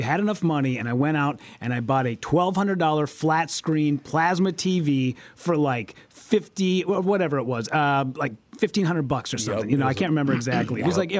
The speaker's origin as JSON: {"language": "English", "town": "La Crosse", "region": "Wisconsin", "country": "United States", "lives_now": "Minneapolis, United States", "said": "But I do remember when I first came to Minneapolis, because I came from La Crosse, Wisconsin"}